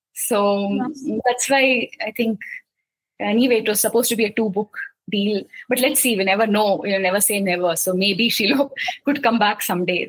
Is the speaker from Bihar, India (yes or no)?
no; Mumbai, Maharashtra, India; I grew up in Mumbai. I spent, uh, you know, almost 25 years of my life in Bombay